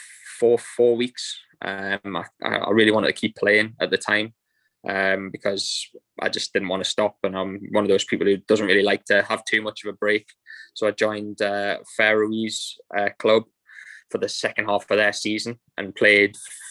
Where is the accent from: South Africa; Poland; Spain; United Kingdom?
United Kingdom; England; moved away; also born or lived in Denmark / Cambodia / United States; me being an English player